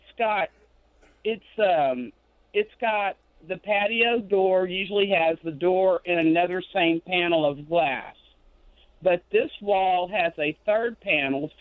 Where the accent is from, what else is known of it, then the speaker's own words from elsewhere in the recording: Houston, Texas, United States; I was born and raised in Houston